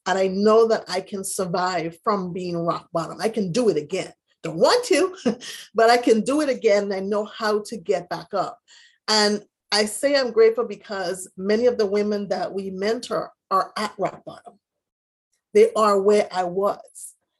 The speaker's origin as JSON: {"language": "English", "country": "U.S. Virgin Islands", "said": "My parents were in the Virgin Islands. I'm originally from the Virgin Islands."}